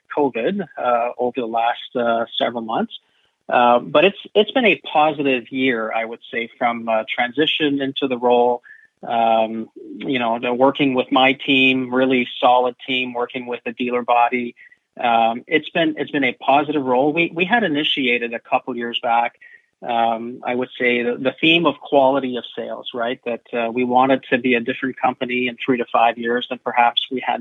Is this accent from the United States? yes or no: no; Canada; I was actually appointed as the first Canadian to occupy the role